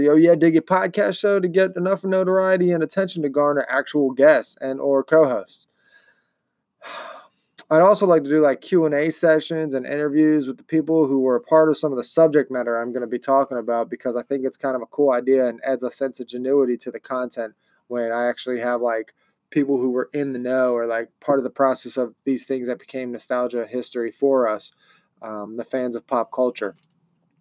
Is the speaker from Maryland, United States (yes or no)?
yes; Baltimore, Maryland, United States; also born or lived in Pennsylvania; now in Ohio, United States; I call a major city in Maryland my hometown. It's Baltimore